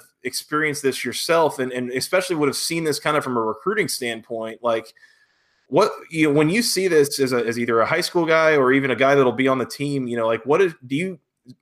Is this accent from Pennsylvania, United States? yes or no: no; Gwinnett County, Georgia, United States; growing up in Gwinnett County